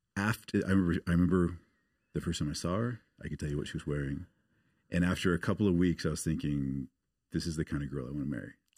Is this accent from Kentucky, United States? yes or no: no; Portland, Oregon, United States; moved away; I grew up in the States. I grew up outside of Portland, Oregon.